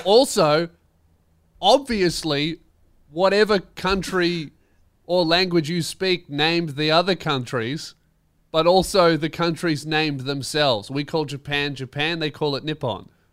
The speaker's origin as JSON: {"language": "English", "town": "Melbourne", "region": "Victoria", "country": "Australia", "said": "I'm from Melbourne."}